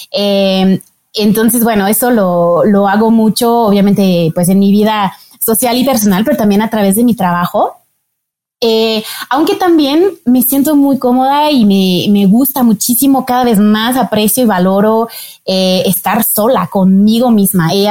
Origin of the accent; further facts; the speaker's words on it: France; Spanish is a second language; Soy francesa, como dijiste, pero yo nací en un contexto muy internacional.